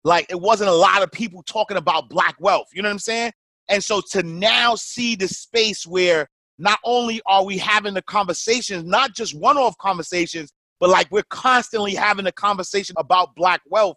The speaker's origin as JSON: {"language": "English", "town": "New York City", "region": "New York", "country": "United States", "tie": "born or raised there", "said": "I'm a kid from Harlem, New York, typical urban story."}